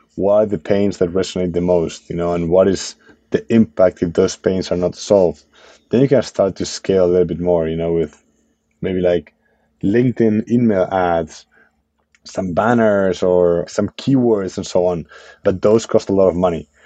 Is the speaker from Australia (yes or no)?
no; Spain; moved away as an adult; now in United States; I'm from Spain, right? So like I'm, I'm an immigrant founder in, in the US